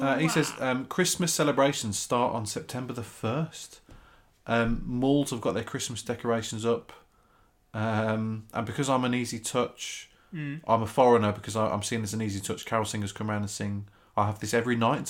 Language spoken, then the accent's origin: English; Wolverhampton, West Midlands, United Kingdom; moved away as an adult; now in Virginia Beach, United States; I'm an architect in America, Virginia Beach. I grew up in Wolverhampton in the Whittock area. And after uni, left the UK and now reside in VA Beach.